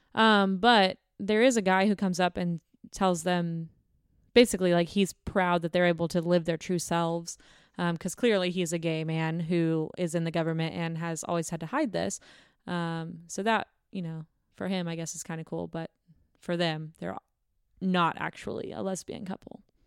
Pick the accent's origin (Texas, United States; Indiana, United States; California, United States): Texas, United States; Houston; moved away; I'm from the Houston area